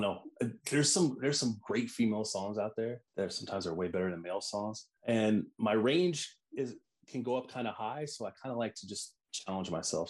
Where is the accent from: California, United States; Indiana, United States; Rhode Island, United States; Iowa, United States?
Iowa, United States; also born or lived in Des Moines; I'm from Iowa, so the Iowa State Fair is huge in where I live in Des Moines